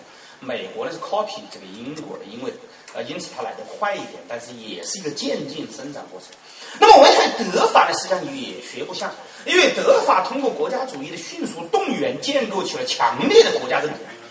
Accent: China; 我们中国人爱把西方区分为两个系统，

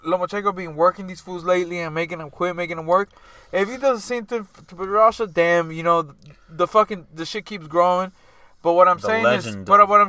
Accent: United States; as American fans

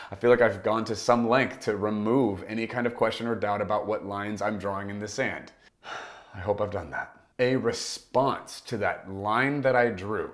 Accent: United States; I am an American, and I'm happy to be one

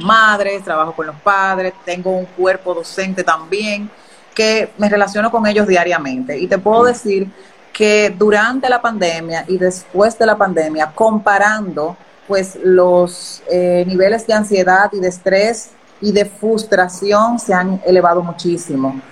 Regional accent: Dominican Republic; desde aquí, desde República Dominicana

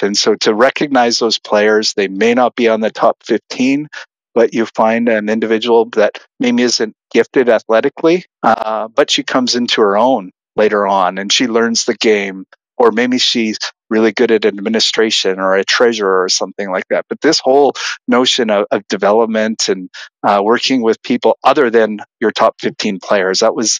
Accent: Saskatchewan, Canada; moved away as an adult; now in United States; I think it was 1998 when I moved from Canada, Saskatchewan, to do my PhD at Penn State.

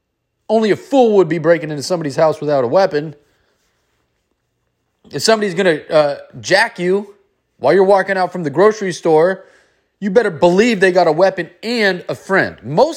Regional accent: San Francisco, California, United States; I grew up in San Francisco on 9th and Market, on inner city, in the inner city, in the Tenderloin.

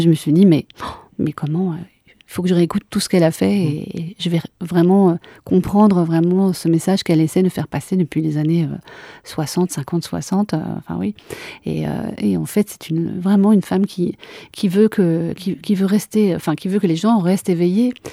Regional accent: Cantal, Auvergne-Rhône-Alpes, France; now in Liège, Belgium; je suis née dans le Cantal

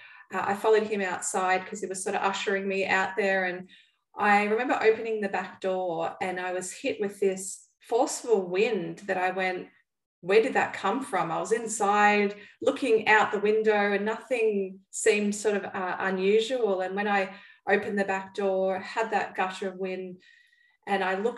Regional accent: Melbourne, Victoria, Australia; I'm from Melbourne, Australia, and I live over here with my husband

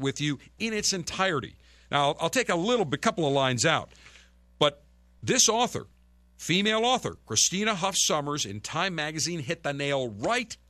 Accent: Buffalo, New York, United States; moved away; my hometown area of Buffalo in Western New York.

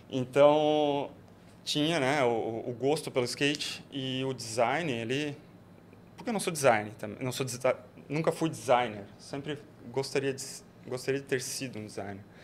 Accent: Joinville, Santa Catarina, Brazil; moved away as an adult; now in Florianópolis, Brazil; eu sou natural de Joinville. Eu vim para Florianópolis em 2007.

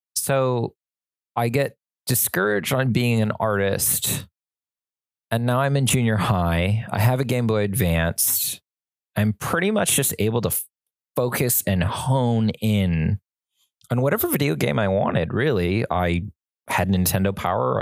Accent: suburban Southern California, United States; we were in suburban Southern California

